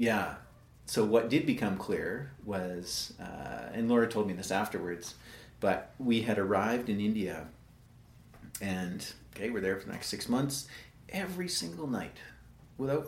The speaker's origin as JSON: {"language": "English", "town": "Calgary", "region": "Alberta", "country": "Canada", "tie": "born or raised there", "said": "born and raised in Northwest Calgary"}